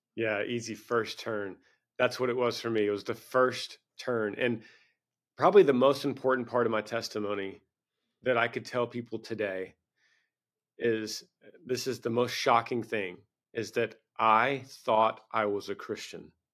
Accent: Bible Belt, Southern United States, United States; I grew up in the Bible Belt

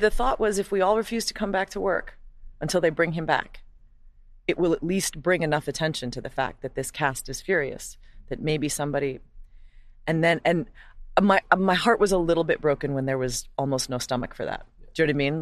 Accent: Hawaii, United States; moved away; growing up as a white person in Hawaii is you know you're white

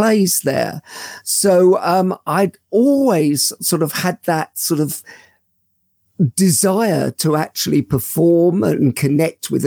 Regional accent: London, United Kingdom; I grew up in London. I was born in Paddington.

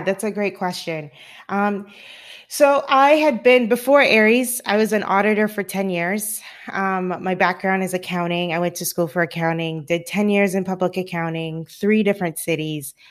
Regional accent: Cayman Islands; now in California, United States; I'm originally from the Cayman Islands, and I live in sunny California

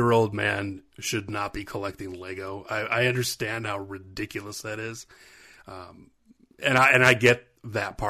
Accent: Spencerport, New York, United States; I grew up in Spencerport, New York

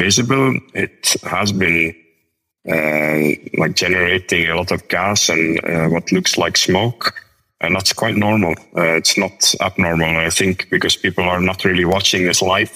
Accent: Belgium; moved away as an adult; now in Iceland; my hometown in Belgium

